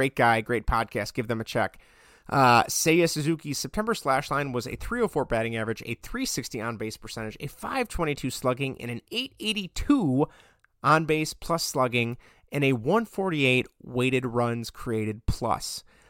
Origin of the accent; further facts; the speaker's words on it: Chicago, Illinois, United States; I'd love to see it, personally, as a Chicagoan.